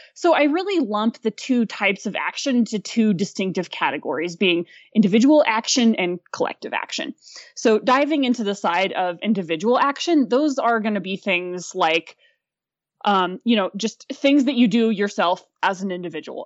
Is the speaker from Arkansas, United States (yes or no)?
yes; Fayetteville, Arkansas, United States; moved away; also born or lived in Aspen, Colorado; I'm originally from northern rural Arkansas, just outside of Fayetteville. Um, I grew up on a small apple orchard